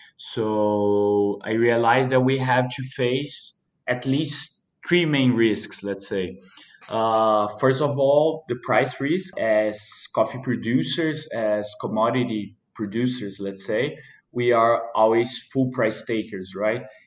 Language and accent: English; Mantiqueira de Minas, Minas Gerais, Brazil; I was born and raised here in Mantiqueira de Minas, Brazil